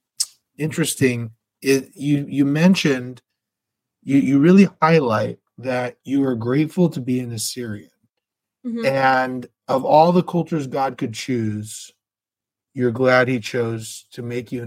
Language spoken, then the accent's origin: English; United States; as an American